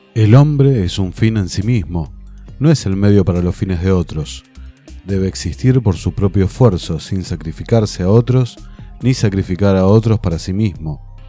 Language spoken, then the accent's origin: Spanish; Argentina